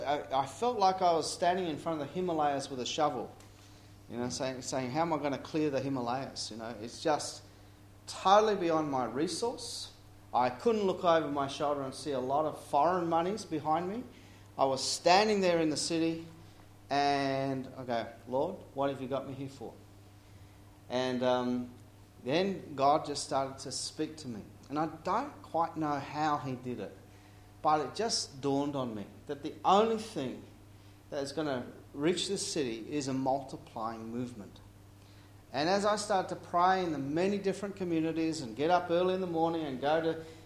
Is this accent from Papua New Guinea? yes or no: yes; Papua New Guinea; I grew up in Papua New Guinea. Mum and dad were missionaries.